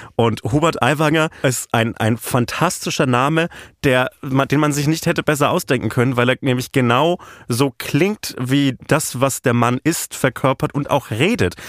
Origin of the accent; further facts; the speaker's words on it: Franconia, northern Bavaria, Germany; Ich bin halt aus Franken, aus Nordbayern.